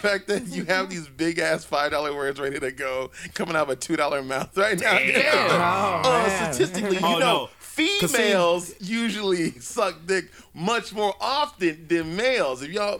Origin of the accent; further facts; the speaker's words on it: San Francisco, California, United States; I'm from dick sucking San Francisco.